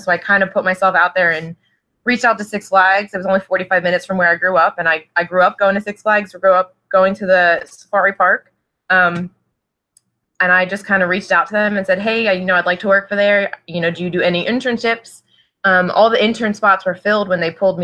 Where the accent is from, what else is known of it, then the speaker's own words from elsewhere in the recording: Trevose, Pennsylvania, United States; I grew up right outside of Northeast Philadelphia, actually, in Bucks County, a town called Trevose